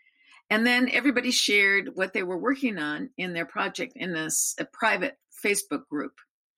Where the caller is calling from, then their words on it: Albany, Oregon, United States; I live in Albany, Oregon.